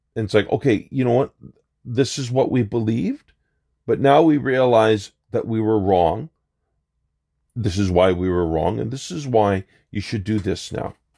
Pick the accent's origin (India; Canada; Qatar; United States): Canada; as a Canadian